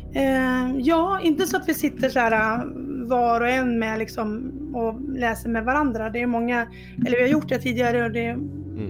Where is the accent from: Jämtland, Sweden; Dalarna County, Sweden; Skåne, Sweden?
Dalarna County, Sweden; moved away; jag kommer från Dalarna ursprungligen, även fast det inte alltid hörs på dialekten.